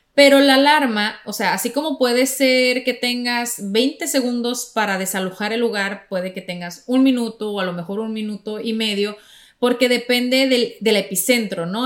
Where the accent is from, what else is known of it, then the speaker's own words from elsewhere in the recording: Sonora, Mexico; now in Florida, United States; en Sonora, que es donde yo nací, el estado, eh, en, el norte